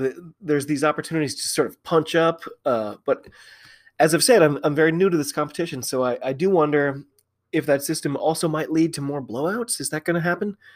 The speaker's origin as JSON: {"language": "English", "country": "United States", "said": "I'm an American rugby fan."}